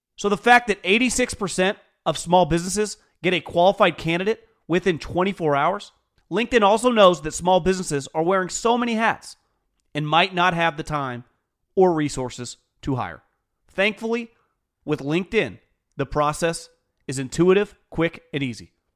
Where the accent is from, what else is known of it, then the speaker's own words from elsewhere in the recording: West Coast, United States; I'm born and raised on the West Coast